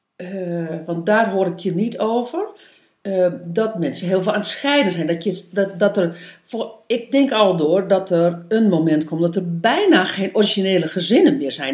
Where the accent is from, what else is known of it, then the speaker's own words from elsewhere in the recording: East Groningen, Netherlands; moved away; also born or lived in Amsterdam; ik kom van origine uit Oost-Groningen.